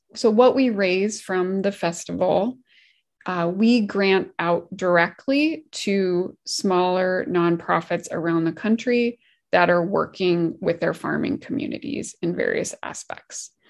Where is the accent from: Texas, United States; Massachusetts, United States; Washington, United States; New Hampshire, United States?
Washington, United States; also born or lived in Oregon / California; I'm from Washington State